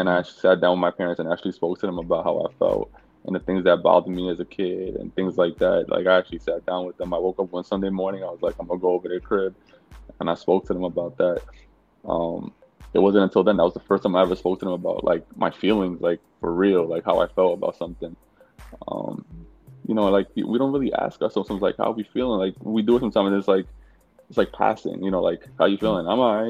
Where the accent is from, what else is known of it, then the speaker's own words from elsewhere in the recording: New York City, New York, United States; I was born and raised in New York City to Dominican. My parents were from Dominican Republic.